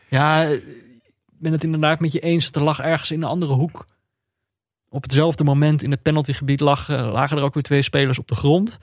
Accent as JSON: {"language": "Dutch", "country": "Netherlands", "said": "dan ben je als Nederlander"}